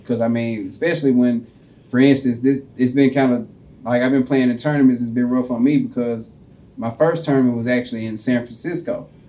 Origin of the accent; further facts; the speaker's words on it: Bermuda; I grew up on Bermuda, so that's what I'm... That's my home.